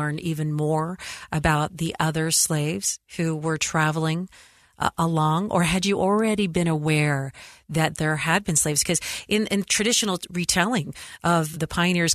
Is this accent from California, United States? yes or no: yes; Southern California, United States; now in Utah, United States; when I was a child growing up in Southern California